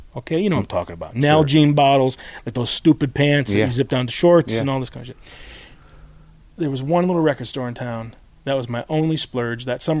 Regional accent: Detroit / Michigan, United States; moved away as an adult; also born or lived in Minneapolis; now in Portland, United States; growing up in Detroit

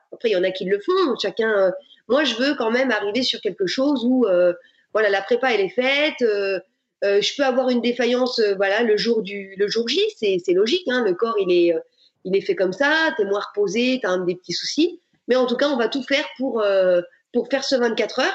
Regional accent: Burgundy, Bourgogne-Franche-Comté, France; je suis originaire de Bourgogne

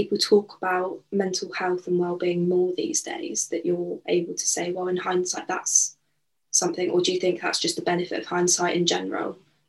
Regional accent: United Kingdom; as a Brit.

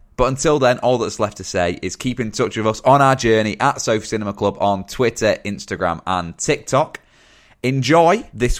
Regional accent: Dorset, South West England, United Kingdom; I'm from Dorset.

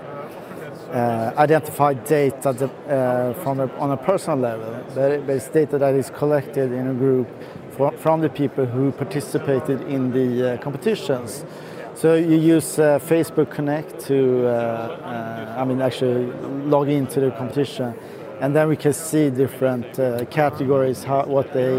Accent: Sweden; I am from Sweden

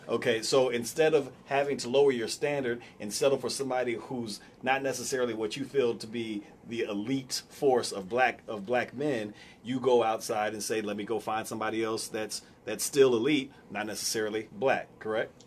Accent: United States; we're indoctrinated, even as minorities, to have pride in being American

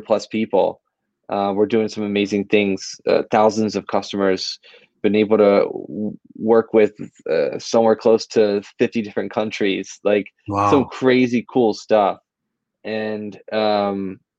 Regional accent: Philadelphia, Pennsylvania, United States; I've been born and raised in Philly my whole life

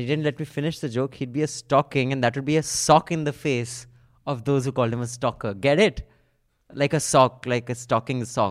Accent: Dehradun, Uttarakhand, India; my hometown is Dehradun

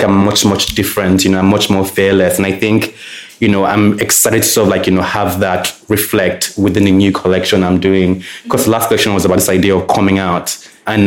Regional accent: Lagos, Nigeria; growing up in Lagos

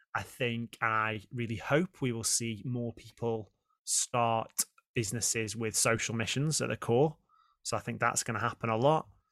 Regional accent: Stoke-on-Trent, West Midlands, United Kingdom; moved away as an adult; I grew up in Stoke

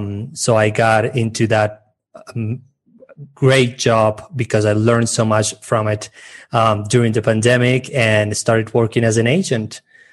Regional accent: Colombia; first language Spanish; English is a second language; also born or lived in Medellin / Cartagena; So I'm from Colombia. I live in Medellin currently, and between Medellin and Cartagena, which is in the Caribbean coast of Colombia.

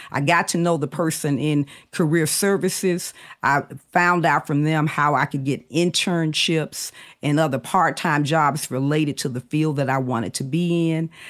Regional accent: Birmingham, Alabama, United States; I grew up in Birmingham, Alabama in the 70s.

